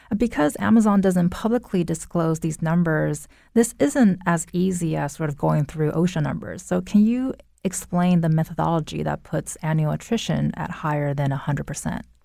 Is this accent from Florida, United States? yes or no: no; near the Inland Empire, California, United States; now in Connecticut, United States; that's very close to my hometown